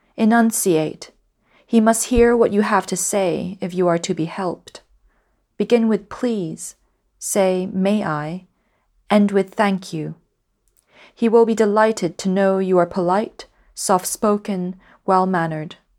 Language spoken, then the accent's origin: English; Hong Kong; first language Cantonese; English is a second language; moved away as an adult; now in United Kingdom; I was born and raised in Hong Kong, but my mother doesn't speak English. Uh, my father does, and at home we would only speak in Cantonese